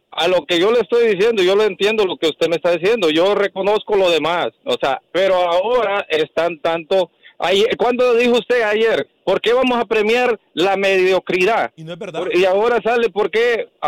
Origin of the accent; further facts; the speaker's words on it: Honduras; soy hondureño